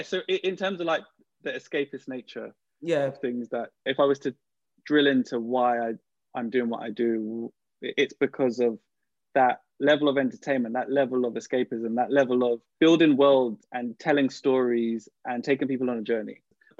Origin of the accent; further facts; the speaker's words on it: New York, United States; I grew up on East Coast hip-hop before West Coast hip-hop, right? So it's also because I lived in New York as a kid and all these other things.